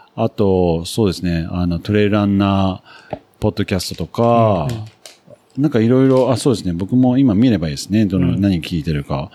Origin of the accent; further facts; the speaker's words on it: Nagano, Japan; also born or lived in United Kingdom; 僕は長野県出身だったんで